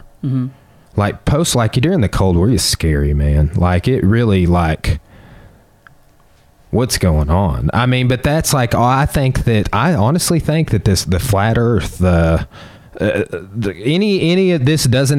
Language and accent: English; Arkansas, United States; we're from Arkansas.